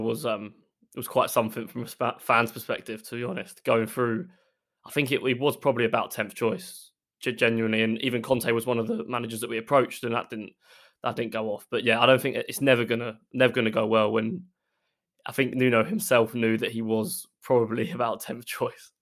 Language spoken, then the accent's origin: English; Essex, East of England, United Kingdom; also born or lived in Derby; I'm from Essex, so not far from London at all